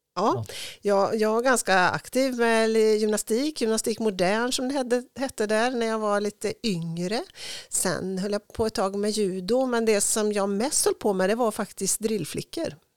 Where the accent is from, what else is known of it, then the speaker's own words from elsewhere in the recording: Tidaholm, Västra Götaland, Sweden; also born or lived in Uddevalla / Härnösand; Jag är född i Uddevalla men jag är uppvuxen i Tidaholm får man väl säga